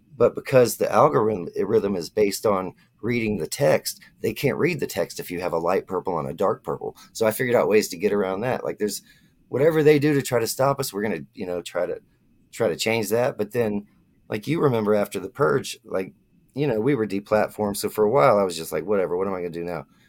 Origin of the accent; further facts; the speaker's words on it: Florida, United States; I'm from Florida